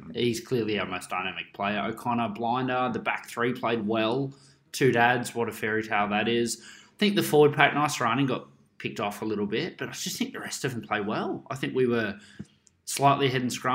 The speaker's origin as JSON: {"language": "English", "country": "Australia", "said": "as an Aussie fan"}